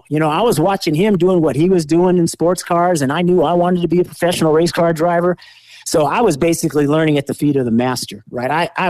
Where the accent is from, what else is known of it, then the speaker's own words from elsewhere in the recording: California, United States; But, you know, Sears Point was my backyard. I grew up on Sears Point in Laguna Seca, two great tracks.